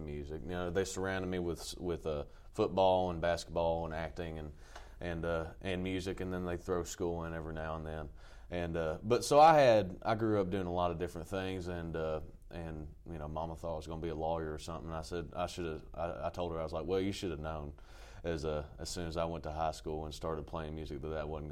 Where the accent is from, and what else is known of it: Jessamine County, Kentucky, United States; born or raised there